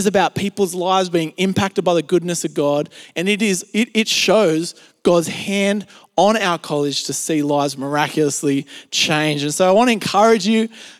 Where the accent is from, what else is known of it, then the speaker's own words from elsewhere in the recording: Australia; accent: Australian; I grew up in Australia and spent pretty much all my life in Australia besides a few short trips here and there overseas. And, you know, as you would expect, I have what you would call an Australian accent or an Aussie accent.